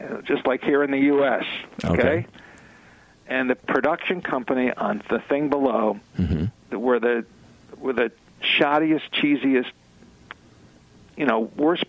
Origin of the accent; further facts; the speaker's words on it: New York, United States; when I was a kid here in the New York, I was brought up in New York